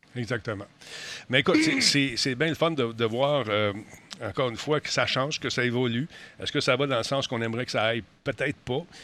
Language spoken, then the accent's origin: French; Quebec, Canada; en tant que Québécois